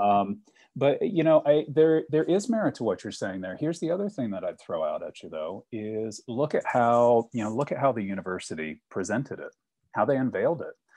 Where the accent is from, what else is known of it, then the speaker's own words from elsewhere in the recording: Richmond, Virginia, United States; I grew up in Richmond